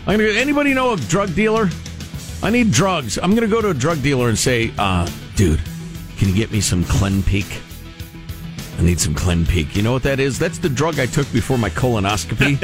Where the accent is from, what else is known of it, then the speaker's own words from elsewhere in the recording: Midwest, United States; I come from the Midwest